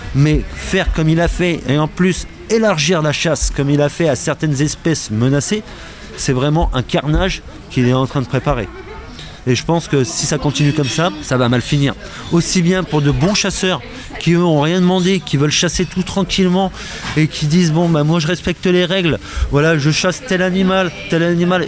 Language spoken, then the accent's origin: French; Picardy, Hauts-de-France, France; enfant picard c'est pour ça que j'en parle au président parce qu'on est de la même région on est de Picardie tous les deux